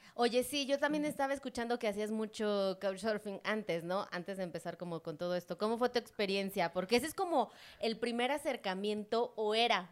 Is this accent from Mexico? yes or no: yes; Mexico; yo soy de México y esta zona centro, pues la conocemos súper bien